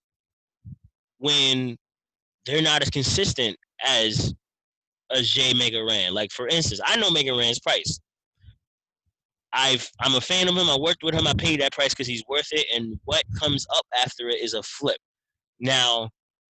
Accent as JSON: {"language": "English", "town": "New York City", "region": "New York", "country": "United States", "moved": "yes", "lives_now": "Pennsylvania, United States", "said": "I'm originally from Brooklyn, if people don't know. I live in Pennsylvania"}